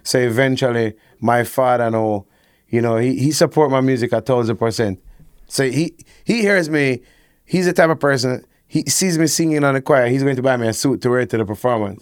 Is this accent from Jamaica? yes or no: yes; Kingston, Jamaica; I grew up, like, you know, uptown, but maybe in Ligani